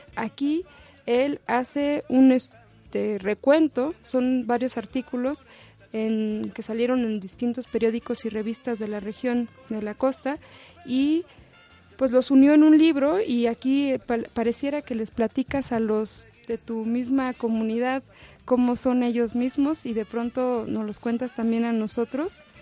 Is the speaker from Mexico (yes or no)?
yes; Zumpango, State of Mexico, Mexico; en mi pueblo, un estado, en el estado de México, un pueblo que se llama Zumpango